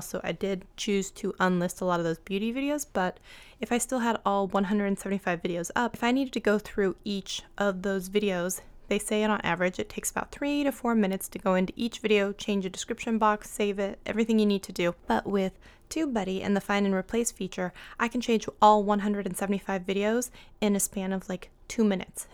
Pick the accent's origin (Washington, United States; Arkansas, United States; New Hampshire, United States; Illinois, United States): Washington, United States; Seattle; I'm from Seattle